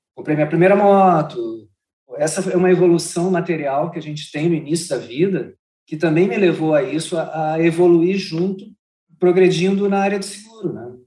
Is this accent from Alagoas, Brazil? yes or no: no; Porto Alegre, Rio Grande do Sul, Brazil; sempre fiquei em Porto Alegre, morei muito na região metropolitana de Porto Alegre